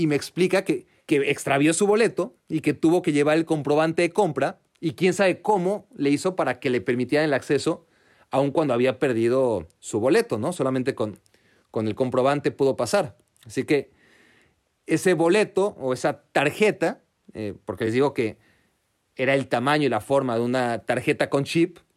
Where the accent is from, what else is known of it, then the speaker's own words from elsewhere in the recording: Mexico; tengo solo 500 euros, por, favor acéptalos, vengo desde México, ya llorando casi, ¿no?